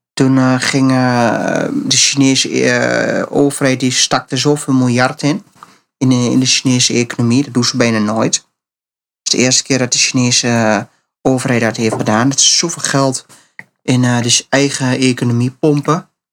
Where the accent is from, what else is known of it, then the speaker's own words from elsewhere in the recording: Netherlands; wij eh, als Nederlanders